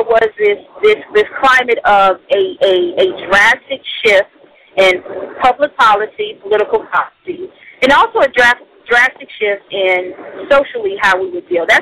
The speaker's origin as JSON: {"language": "English", "country": "United States", "said": "As an American"}